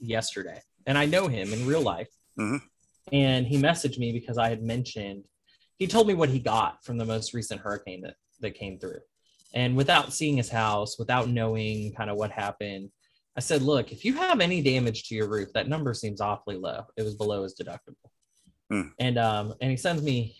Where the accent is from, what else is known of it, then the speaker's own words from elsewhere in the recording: Arlington, Texas, United States; now in New Orleans, United States; I'm originally from Arlington, Texas